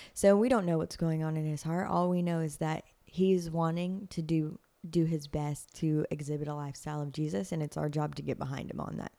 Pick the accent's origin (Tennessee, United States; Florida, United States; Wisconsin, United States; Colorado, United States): Tennessee, United States; Nashville; I'm like third generation Nashvilleian.